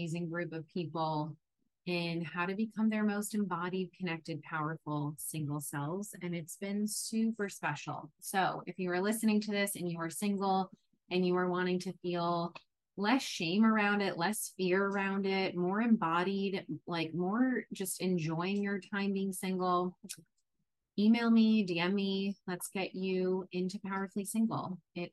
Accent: New York, United States; moved away as an adult; now in San Diego, United States; I'm from New York. I moved from New York to San Diego

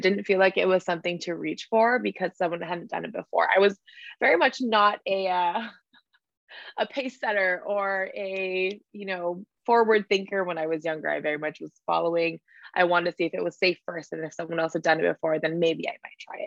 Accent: Hawaii, United States; moved away; I came from a small island, a small town in the middle of the ocean. Like I grew up in Hawaii.

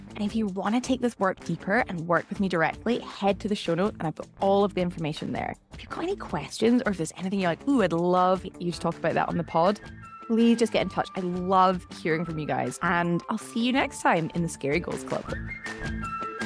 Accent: Scotland, United Kingdom; accent: Scottish; my Scottish accent

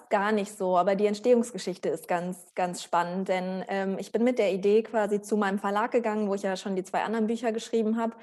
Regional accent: Germany; wir sind halt alle in Deutschland groß geworden.

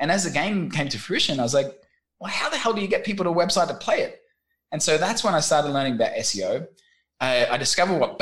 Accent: Australia; moved away as an adult; also born or lived in London, United Kingdom / Vietnam; Originally from the land of kangaroos.

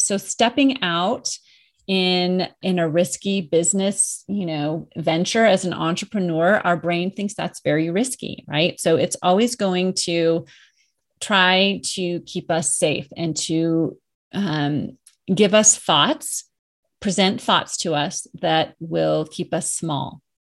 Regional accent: Colorado, United States; moved away as an adult; I moved back to my home state of Colorado, where I am now

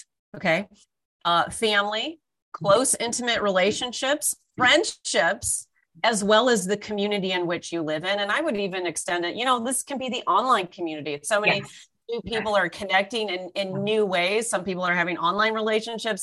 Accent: Orange County, California, United States; now in Toronto, Canada; I was born and raised in California in Orange County. I'm now based in Toronto

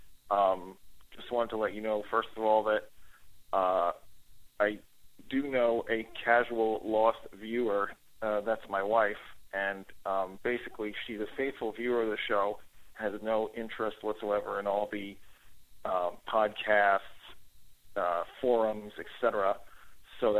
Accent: Canada; now in Long Island, United States; I'm originally from Canada

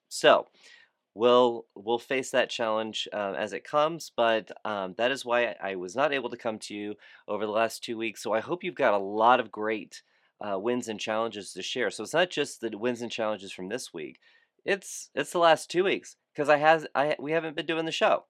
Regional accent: Fort Lauderdale, Florida, United States; Fort Lauderdale, Florida, my hometown

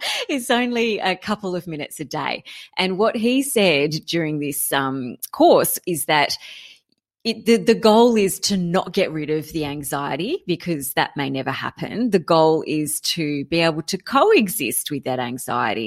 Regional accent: Canberra, Australian Capital Territory, Australia; I grew up in Canberra

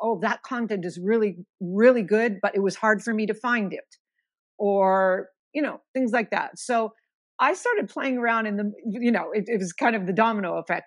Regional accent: Missoula, Montana, United States; moved away as an adult; I'm originally from Missoula, Montana, and I spent, um, eighteen wonderful years growing up there.

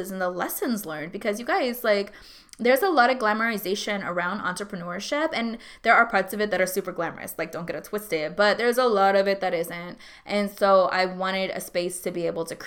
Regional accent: Alaska, United States; moved away as an adult; also born or lived in San Antonio, Texas / Hawaii / Atlanta, Georgia; now in Texas, United States; I grew up in Alaska. I was in San Antonio when I was really young.

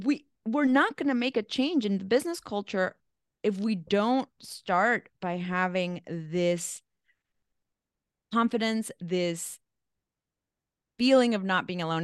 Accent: El Salvador; also born or lived in Mexico; now in New York, United States; I'm from El Salvador, so small little country. Grew up in a, in a war zone

